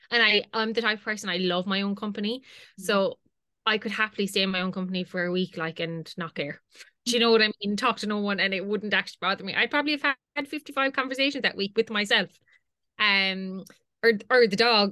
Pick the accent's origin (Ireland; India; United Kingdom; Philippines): Ireland; Limerick, Munster; I'm from Limerick. So I could live at home